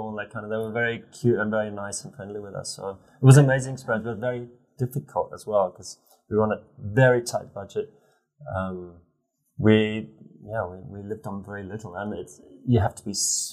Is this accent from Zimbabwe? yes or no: yes; Zimbabwe; moved away as an adult; also born or lived in England; now in Hong Kong; I'm from Zimbabwe originally. I moved to England to join the British Army.